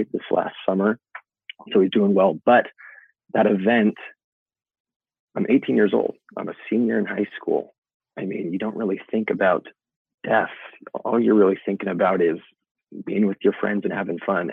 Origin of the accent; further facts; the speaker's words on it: Olympia, Washington, United States; I'm from Olympia, Washington.